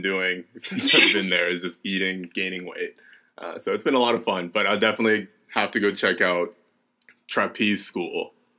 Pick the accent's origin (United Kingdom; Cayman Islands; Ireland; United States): United States; the South; moved away as an adult; now in New York City, United States; every other Southerner who's never experienced a winter?